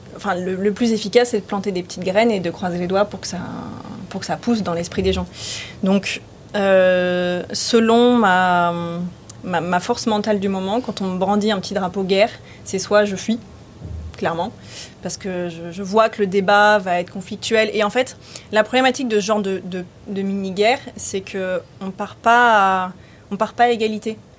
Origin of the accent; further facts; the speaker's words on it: Var, Provence-Alpes-Côte d'Azur, France; also born or lived in Lyon / Paris; now in Nice, France; J'étais plutôt du Var